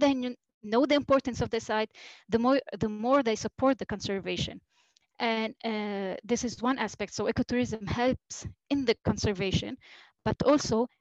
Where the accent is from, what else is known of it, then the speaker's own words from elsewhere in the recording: Yahchouch, Keserwan-Jbeil, Lebanon; I'm from Yashush